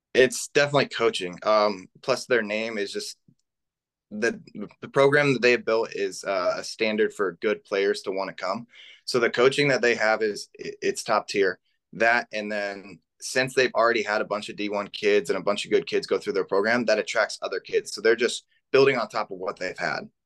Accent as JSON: {"language": "English", "town": "Middlebury", "region": "Indiana", "country": "United States", "tie": "born or raised there", "said": "I'm from Northern Indiana"}